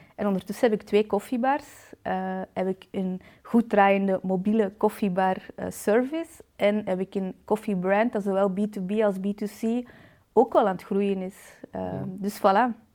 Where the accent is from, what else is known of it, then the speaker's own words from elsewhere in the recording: Balen, Flanders, Belgium; ik ben 31 jaar uit de Kempen, afkomstig uit Balen